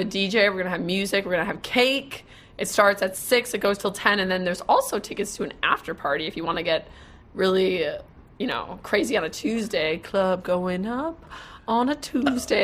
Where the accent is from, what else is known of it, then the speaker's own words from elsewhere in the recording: Wisconsin, United States; now in Dallas, United States; since I'm from Wisconsin